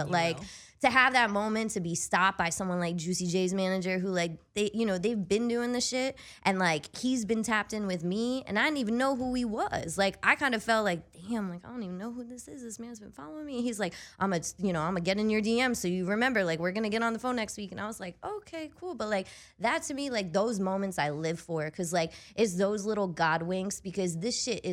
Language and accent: English; the Poconos, Pennsylvania, United States; moved away as an adult; also born or lived in Scranton, Pennsylvania; I grew up in the Poconos